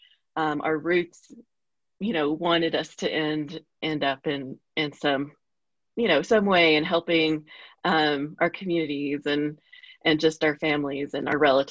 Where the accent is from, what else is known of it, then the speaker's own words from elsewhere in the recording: Oklahoma, United States; now in Albuquerque, United States; I'm from Oklahoma, but I live in New Mexico.